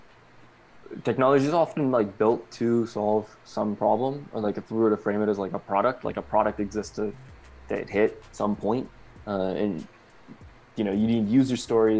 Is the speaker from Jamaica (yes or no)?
no; Canada; I say this as a Canadian